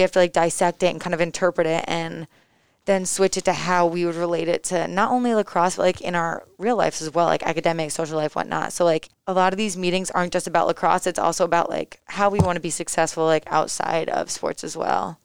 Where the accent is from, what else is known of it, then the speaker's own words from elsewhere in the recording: East Lyme, Connecticut, United States; So I'm originally from East Lyme, Connecticut